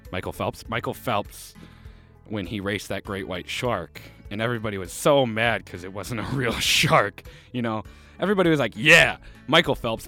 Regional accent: Canada; I'm from Canada

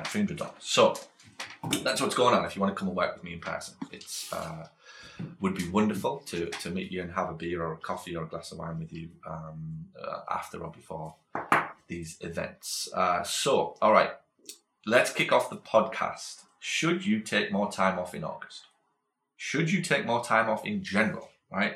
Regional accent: United Kingdom; moved away as an adult; also born or lived in Australia; now in United States; I'm from Britain. I've been brought up in Britain

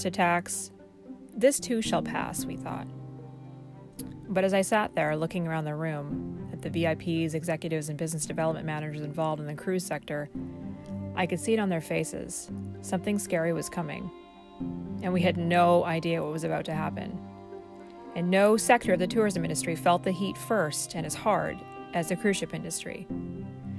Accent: Vancouver, British Columbia, Canada; moved away; my hometown

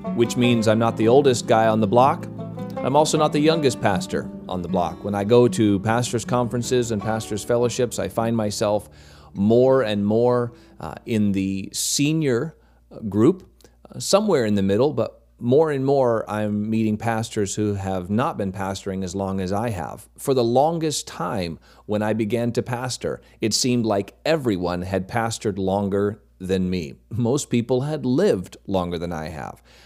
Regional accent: Maine, United States; moved away as an adult; also born or lived in North Carolina; I grew up in Maine, moved away, went to college, pastored for a little over ten years in North Carolina

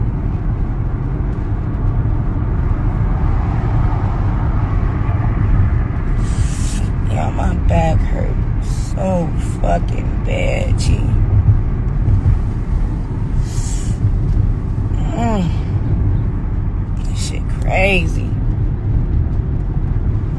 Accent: Chicago, Illinois, United States; I'm from Chicago

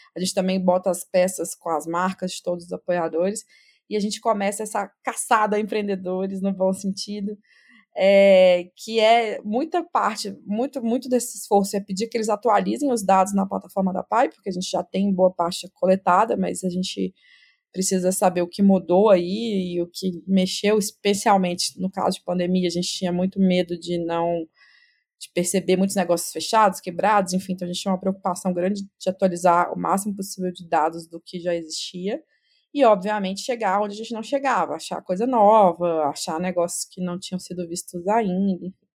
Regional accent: Minas Gerais, Brazil; accent: mineiro; moved away as an adult; also born or lived in France; eu sou mineira, né? Se não deu para perceber pelo sotaque

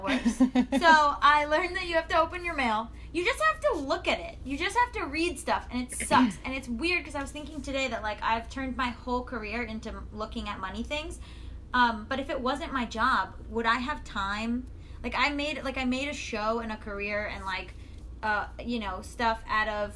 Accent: Florida, United States; now in Los Angeles, United States; I'm from Florida originally

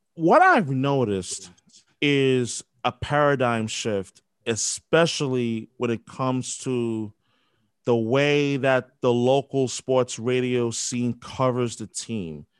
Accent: New York, United States; growing up in New York, like I had WFAN

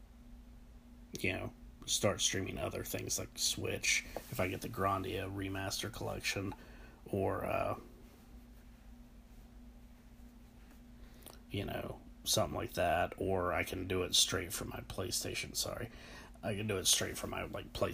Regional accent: United States; I'm American

